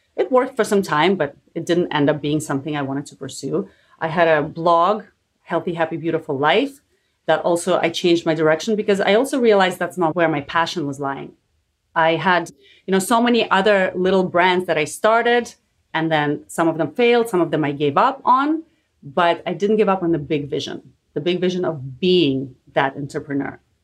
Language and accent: English; Canada; I'm also Canadian like you